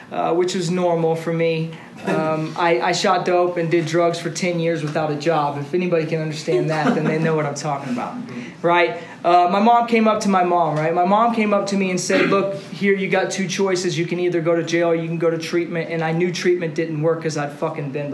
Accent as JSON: {"language": "English", "town": "Austin", "region": "Texas", "country": "United States", "tie": "born or raised there", "said": "Born and raised in Austin"}